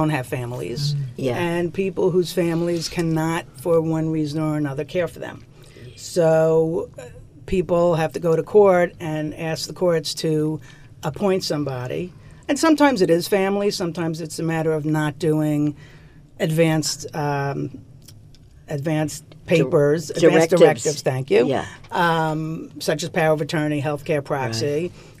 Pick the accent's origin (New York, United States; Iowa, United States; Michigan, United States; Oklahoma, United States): New York, United States; Woodmere; moved away as an adult; also born or lived in Albany, New York / Boston, Massachusetts; I grew up in Woodmere